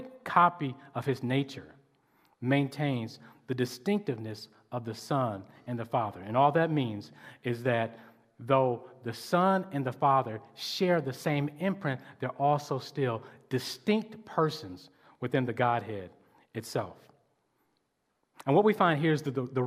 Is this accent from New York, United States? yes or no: no; Detroit, Michigan, United States; I grew up in Detroit, over on off the east side